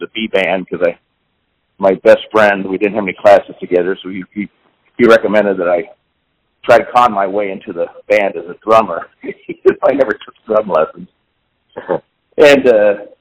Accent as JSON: {"language": "English", "town": "Kansas City", "region": "Missouri", "country": "United States", "tie": "born or raised there", "also_born_or_lived": "Utah / Miami", "said": "growing up in Kansas City in the mid-60s"}